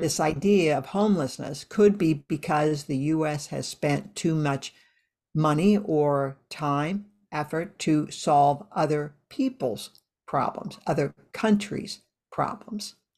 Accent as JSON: {"language": "English", "region": "Iowa", "country": "United States", "tie": "born or raised there", "said": "I grew up in Iowa"}